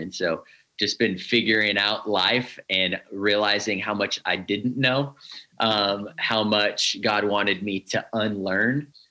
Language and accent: English; Northern California, United States; I grew up here in Northern California